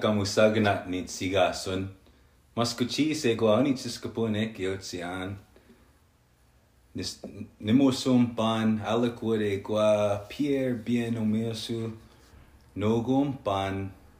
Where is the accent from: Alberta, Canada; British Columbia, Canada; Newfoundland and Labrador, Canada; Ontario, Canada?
Alberta, Canada; Maskwacis; I am from Muscogee, Alberta, and I am a member of the Northern Cree Drum.